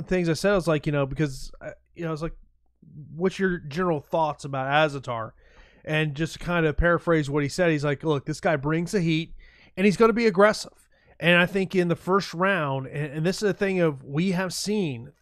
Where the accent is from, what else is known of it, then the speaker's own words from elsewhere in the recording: Tampa, Florida, United States; here in my hometown of Tampa